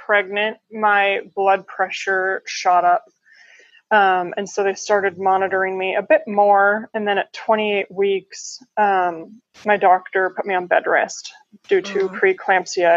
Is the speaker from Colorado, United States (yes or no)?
yes; Colorado, United States; now in Columbus, United States; I was born and raised in Colorado. Now I live in Columbus, Ohio